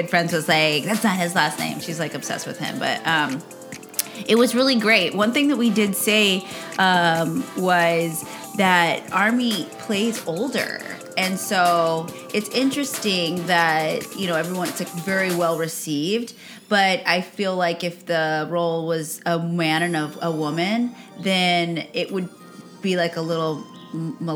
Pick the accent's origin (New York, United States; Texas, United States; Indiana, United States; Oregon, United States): Texas, United States; New Braunfels; moved away as an adult; now in Los Angeles, United States; Yeah, I'm from San Antonio area. I actually grew up in New Braunfels, so it's between Austin and San Antonio